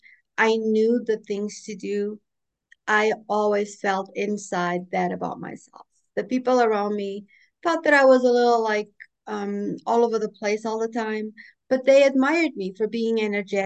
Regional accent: Portugal; also born or lived in Boston, United States; now in North Carolina, United States; I lived in Boston for 37 years after I moved from my homeland of Portugal

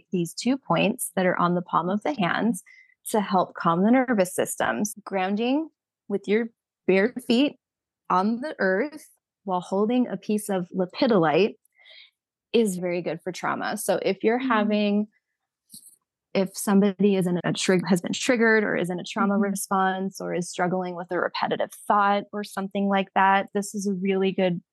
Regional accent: Southern California, United States; now in Arizona, United States; I'm from Southern California

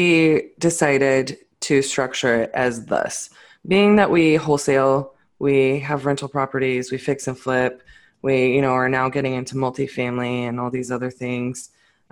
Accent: Fort Worth, Texas, United States; I'm definitely from Fort Worth.

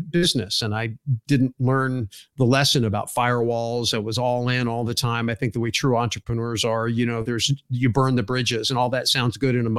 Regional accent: Silicon Valley, California, United States; moved away as an adult; now in Arizona, United States; I was born in Silicon Valley

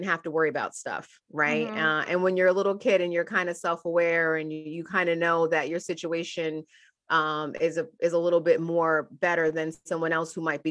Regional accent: Middletown, New York, United States; also born or lived in Albany, New York; I was born in Albany, New York, which is upstate New York, and moved to Middletown, New York, which is the Hudson Valley of New York when I was a little kid

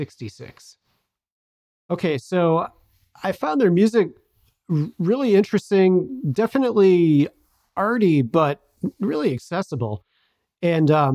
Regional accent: Chicago, Illinois, United States; my hometown at the Chicago Museum of Contemporary Art

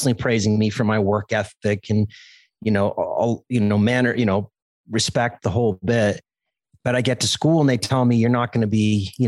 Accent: Cape Cod, Massachusetts, United States; I grew up in Cape Cod, Massachusetts

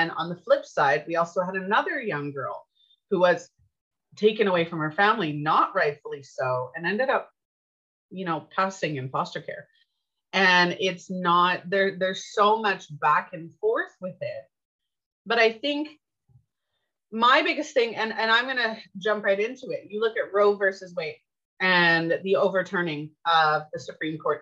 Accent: Canada; I'm Canadian

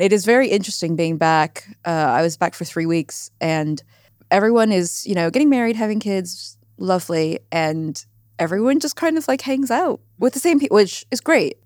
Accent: Silicon Valley, California, United States; moved away; I grew up in the Silicon Valley

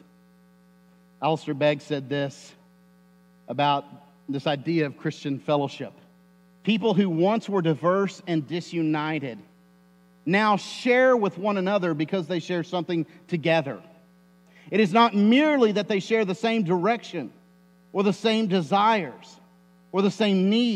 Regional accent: United States; I'm an American by birth, by citizenship, but I am not first an American.

